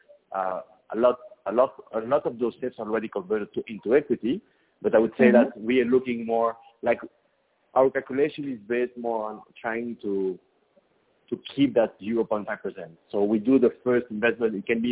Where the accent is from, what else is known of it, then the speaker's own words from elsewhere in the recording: Belgium; moved away as an adult; now in Mexico; I'm actually from Belgium in Europe, and mm-hmm. I moved into Mexico 15 years ago